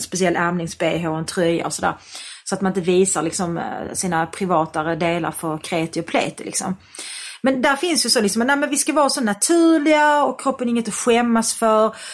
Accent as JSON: {"language": "Swedish", "town": "Malmö", "region": "Skåne", "country": "Sweden", "tie": "born or raised there", "said": "Jag är uppväxt i Malmö"}